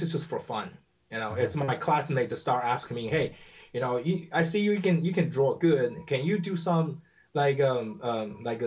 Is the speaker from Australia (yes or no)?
no; Taiwan; English is a second language; moved away as an adult; now in United States; I grew up in Taiwan.